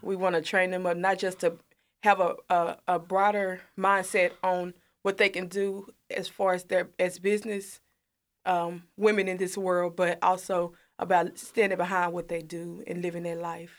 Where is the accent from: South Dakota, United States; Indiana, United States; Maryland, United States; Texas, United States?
Texas, United States; Corsicana; also born or lived in Mahia; I'm originally from Mahia, but I moved to Corsicana when I was about eight. I've been here ever since